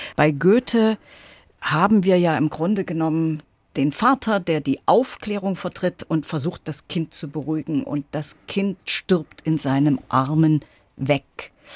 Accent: Gera, Thuringia, Germany; moved away as an adult; also born or lived in Leipzig; now in Weimar, Germany; ich war eben lange Zeit die Leiterin der Kunstsammlung meiner Heimatstadt Gera

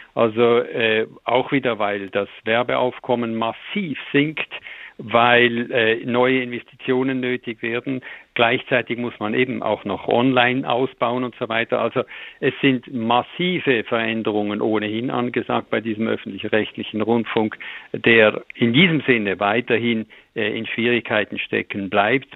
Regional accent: Switzerland; bei uns, äh, mit unserem kleinen Markt, bei uns ist alles zehnmal kleiner als in Deutschland

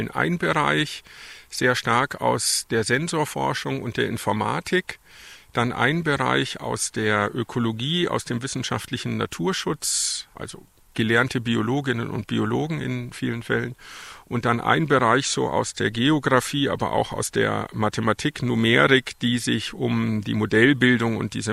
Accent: Fürstenfeldbruck, Bavaria, Germany; also born or lived in Stuttgart region; ich habe meine Kindheit in Fürstenfeldbruck bei München verbracht.

